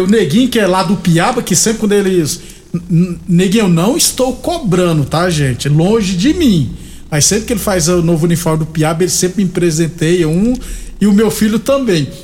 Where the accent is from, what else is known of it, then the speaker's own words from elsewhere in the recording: Rio Grande do Norte, Brazil; now in Rio Verde, Brazil; lá do Rio Grande do Norte, da minha terra